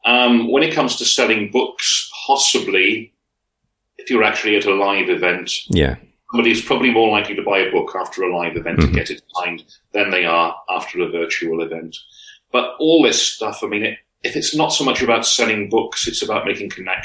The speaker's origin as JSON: {"language": "English", "region": "Wales", "country": "United Kingdom", "said": "You know, we're not all based in Wales, not all writing fiction set in Wales, but we identify as being Welsh writers."}